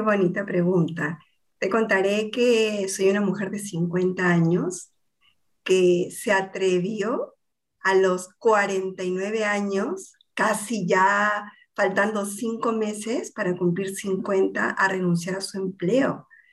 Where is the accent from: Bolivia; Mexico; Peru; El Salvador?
Peru; Lima; also born or lived in Argentina; soy limeña, peruana